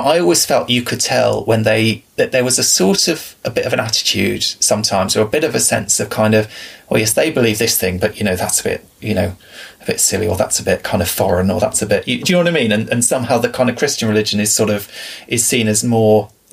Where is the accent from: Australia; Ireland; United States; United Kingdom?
United Kingdom; England; you and I growing up in England